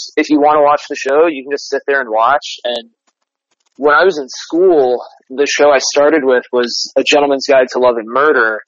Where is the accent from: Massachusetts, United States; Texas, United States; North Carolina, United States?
North Carolina, United States; Winston-Salem; moved away as an adult; now in New York, United States; the community that I grew up in, Winston Salem, was really great.